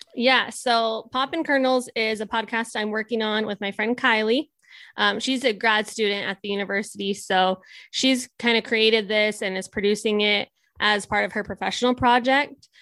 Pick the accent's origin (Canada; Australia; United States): United States; Nebraska; I'm was born and raised in Nebraska